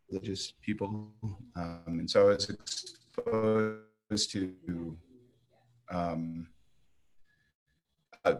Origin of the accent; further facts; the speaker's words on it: Boston, Massachusetts, United States; I'm originally from Boston, Massachusetts.